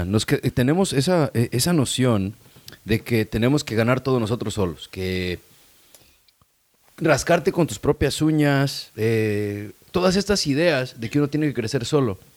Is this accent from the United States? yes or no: yes; San Diego, California, United States; fui a San Diego High, soy de San Diego, ahí es donde me eduqué.